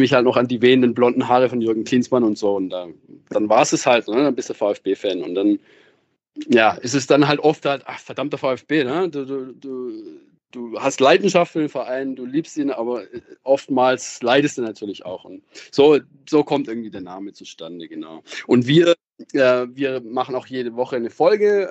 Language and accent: German; Baden-Württemberg, Germany; Ich komme schon aus der Region, ähm, aus, aus dem Südwesten